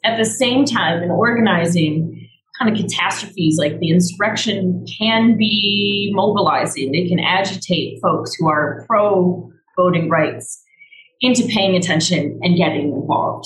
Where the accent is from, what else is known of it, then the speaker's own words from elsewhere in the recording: Chicago, Illinois, United States; I grew up in Chicago and there's lots of diversity.